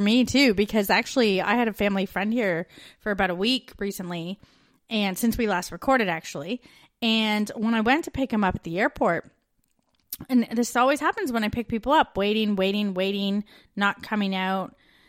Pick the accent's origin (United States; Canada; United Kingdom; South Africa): Canada; moved away as an adult